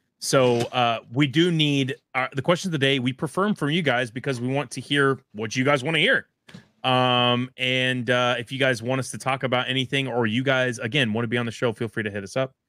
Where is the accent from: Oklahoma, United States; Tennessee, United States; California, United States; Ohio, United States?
Oklahoma, United States; I've always been in Louisville. It is my place where I was raised. Basically, I was born in Oklahoma